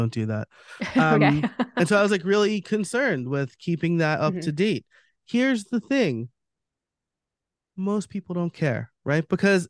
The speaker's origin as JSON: {"language": "English", "region": "New York", "country": "United States", "moved": "yes", "said": "I'm from New York."}